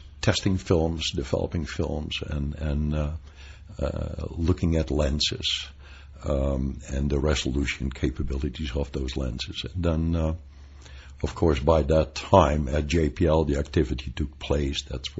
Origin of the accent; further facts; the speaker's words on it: Netherlands; moved away as an adult; also born or lived in Pasadena, California; now in United States; I came as an immigrant from Holland in 1962.